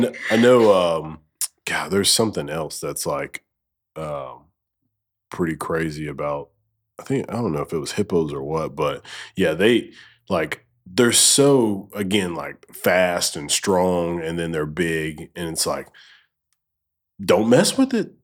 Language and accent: English; Alabama, United States; I'm from Alabama